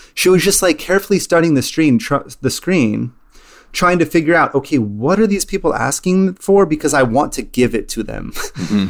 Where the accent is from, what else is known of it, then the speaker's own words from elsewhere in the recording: California, United States; growing up in California